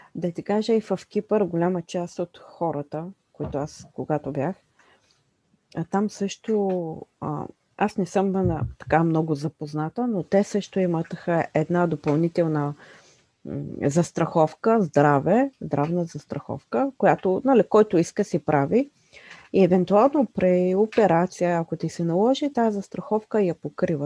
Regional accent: Bulgaria; които ние притежаваме като българи

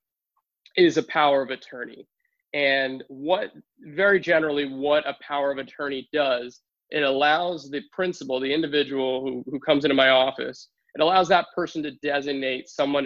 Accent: Newtown, Pennsylvania, United States; also born or lived in Philadelphia, Pennsylvania; I made my way back out here to Newtown, to my hometown

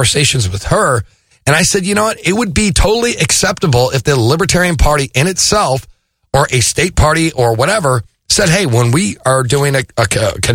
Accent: Illinois, United States; moved away; I'm originally from Illinois.

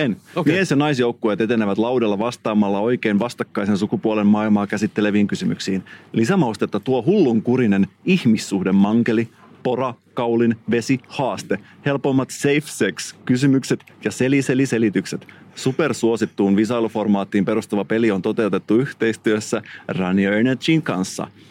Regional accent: Salo, Southwest Finland, Finland; mä oon kotoisin Salosta

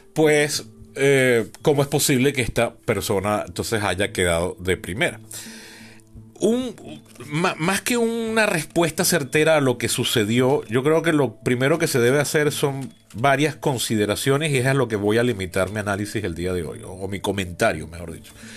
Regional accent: Venezuela; yo vengo del trauma de la Venezuela chavista

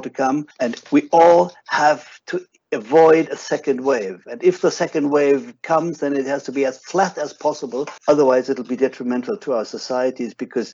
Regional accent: Germany; my home country, Germany

